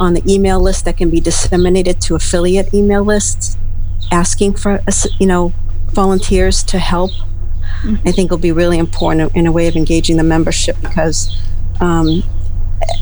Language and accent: English; Massachusetts, United States; I'm from Massachusetts